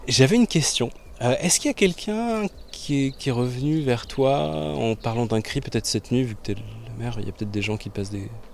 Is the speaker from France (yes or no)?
yes; Mussy-sur-Marne, Île-de-France, France; now in Paris, France; J'ai passé toute mon enfance en Seine-et-Marne, dans un petit village de peut-être 300, 350 habitants